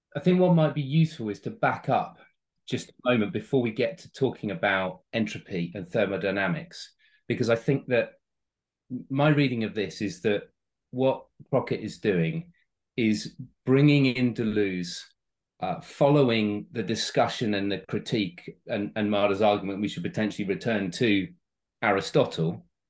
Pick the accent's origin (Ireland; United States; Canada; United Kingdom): United Kingdom; as a British person when I go to America